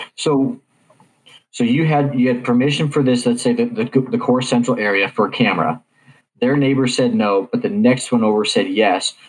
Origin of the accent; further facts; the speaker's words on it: Kansas, United States; growing up in Kansas